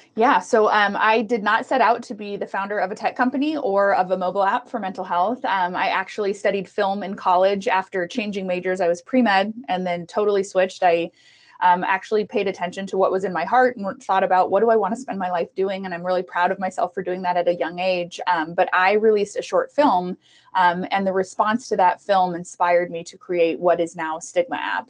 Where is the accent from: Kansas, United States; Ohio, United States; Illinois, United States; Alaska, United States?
Kansas, United States; Prairie Village; also born or lived in Costa Rica; I was born in Costa Rica we moved from Costa Rica to Prairie Village um, with my mom